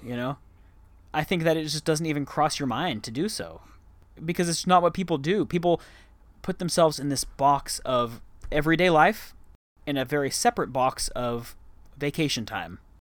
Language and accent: English; Dallas, Texas, United States; moved away as an adult; also born or lived in Arlington, Texas; now in Bangkok, Thailand; I grew up there and I spent the first twenty-two years of my life there